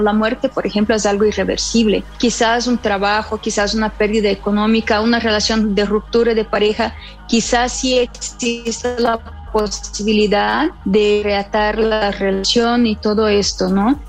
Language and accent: Spanish; Brazil; moved away as an adult; also born or lived in Havana, Cuba; now in Mexico; Soy brasileña y en el año del 2010 me vine a vivir a México